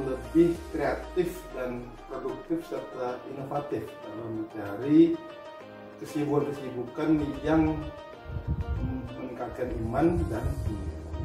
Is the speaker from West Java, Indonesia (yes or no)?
no; Jakarta, Indonesia; now in Bali, Indonesia; dilahirkan di Jakarta